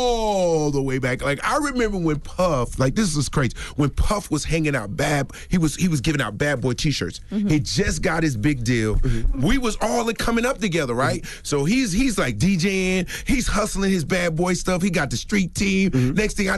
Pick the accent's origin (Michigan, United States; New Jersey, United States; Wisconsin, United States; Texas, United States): New Jersey, United States; Newark; I'm originally from Newark, New Jersey, Brick City.